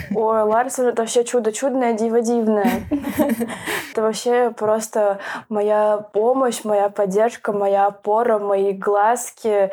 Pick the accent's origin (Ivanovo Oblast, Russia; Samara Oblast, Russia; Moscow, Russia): Moscow, Russia; я из Москвы